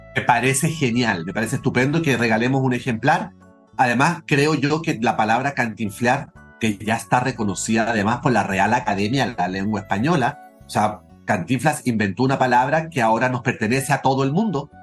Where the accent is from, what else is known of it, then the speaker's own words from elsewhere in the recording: Chile; Yo crecí en Chile en los años 70, 80